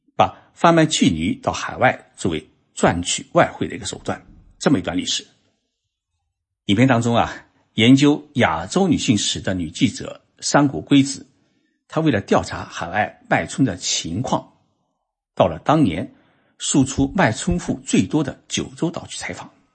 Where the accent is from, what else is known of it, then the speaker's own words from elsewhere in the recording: Zhoushan, Zhejiang, China; moved away as an adult; now in Japan; 在我老家舟山啊，当时女人们还梳小辫子